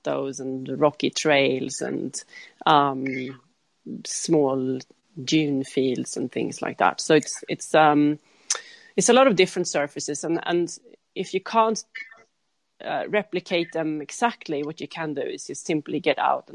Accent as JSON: {"language": "English", "country": "Sweden", "said": "I'm from Sweden"}